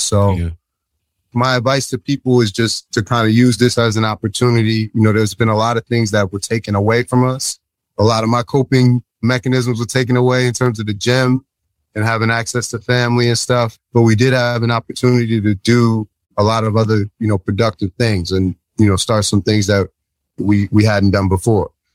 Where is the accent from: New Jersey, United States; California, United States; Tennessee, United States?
New Jersey, United States; I'm from New Jersey